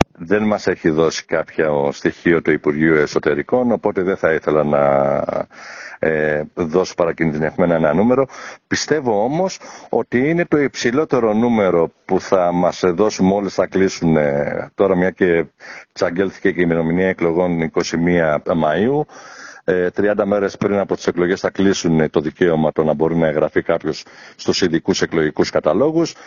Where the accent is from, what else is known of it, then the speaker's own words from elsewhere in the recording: Piraeus, Attica, Greece; moved away as an adult; also born or lived in Athens / Phthiotis; now in Düsseldorf, Germany; Η καταγωγή μου είναι από τη Φθιώτιδα. Έχω γεννηθεί Αθήνα, έχω μεγαλώσει Πειραιά